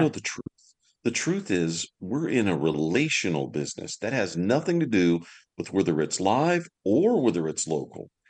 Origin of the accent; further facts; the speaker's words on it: Deep South, United States; accent: Southern; moved away as an adult; also born or lived in California; I was from the deep South, so I had a, a terrible Southern accent